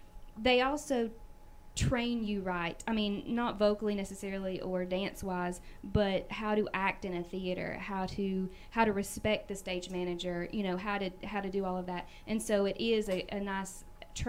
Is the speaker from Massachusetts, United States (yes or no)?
no; Elizabethton, Tennessee, United States; moved away as an adult; also born or lived in Pigeon Forge, Tennessee; I'm from Elizabethton, Tennessee.